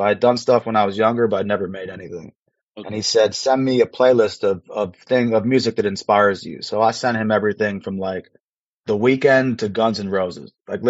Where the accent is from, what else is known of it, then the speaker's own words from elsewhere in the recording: Westport, Connecticut, United States; moved away as an adult; also born or lived in Philadelphia / London / New York City; now in New York, United States; So I'm born and raised in the tri-state. I'm from Connecticut, about an hour outside of the city, from a town called Westport.